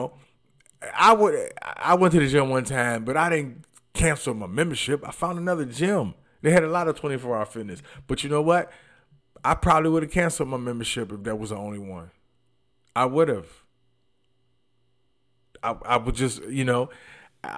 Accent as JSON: {"language": "English", "town": "Detroit", "region": "Michigan", "country": "United States", "tie": "born or raised there", "moved": "yes", "said": "I'm from Detroit too"}